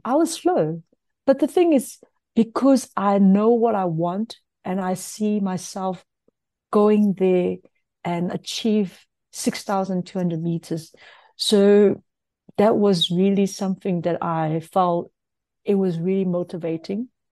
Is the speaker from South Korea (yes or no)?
no; South Africa; as us, as South African